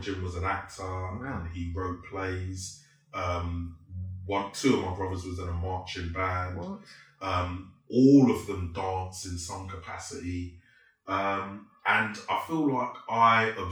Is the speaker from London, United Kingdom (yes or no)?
yes; London, United Kingdom; I was born in East London, Bow.